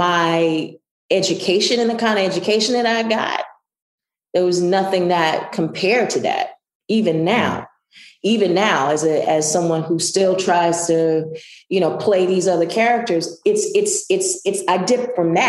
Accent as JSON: {"language": "English", "region": "Southwest Mississippi", "country": "United States", "tie": "born or raised there", "moved": "yes", "said": "And I'm from Southwest Mississippi"}